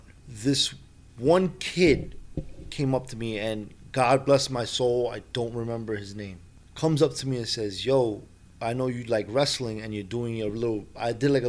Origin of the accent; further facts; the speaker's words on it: New York City, New York, United States; You know, I grew up in the projects. I was born there. Was, mm-hmm. You know, Rutgers Houses, Lower East Side.